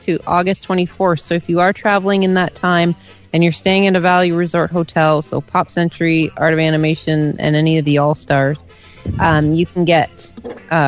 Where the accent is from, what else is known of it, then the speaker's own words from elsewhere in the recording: Canada; I'm Canadian.